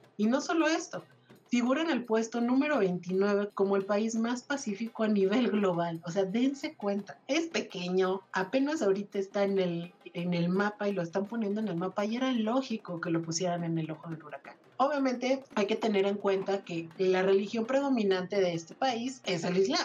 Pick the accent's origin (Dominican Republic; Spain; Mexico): Mexico; salgamos como mexicanos